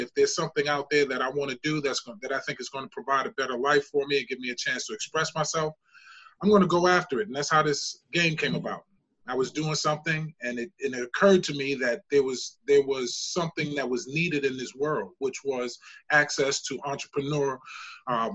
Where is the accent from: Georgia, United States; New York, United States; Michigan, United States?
New York, United States; New York City; I'm originally from the Bronx, South Bronx, 167th and College Avenue.